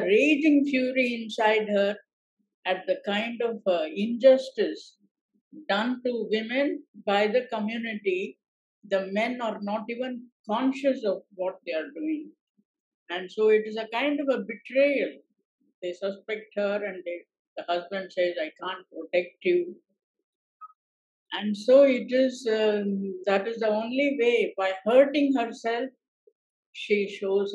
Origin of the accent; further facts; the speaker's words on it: Karnataka, India; moved away as an adult; also born or lived in Chennai, Tamil Nadu; I grew up in Karnataka. I was born and brought up there, and I never lived in Tamil Nadu